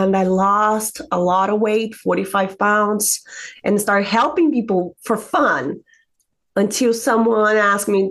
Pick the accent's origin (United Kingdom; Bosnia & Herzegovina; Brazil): Brazil; moved away as an adult; now in United States; I'm from Brazil, originally from Brazil, came to the United States 2009.